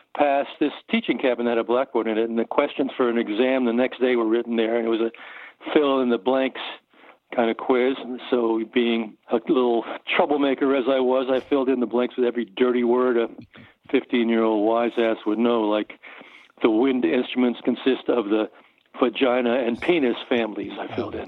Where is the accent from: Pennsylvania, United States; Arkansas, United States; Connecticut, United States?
Connecticut, United States; Norwalk; moved away; I grew up in Norwalk, Connecticut, and I was there through my high school years.